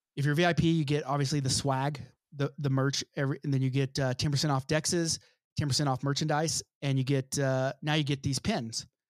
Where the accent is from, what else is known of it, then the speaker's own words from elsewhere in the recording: United States; I'm a white person. I'm American.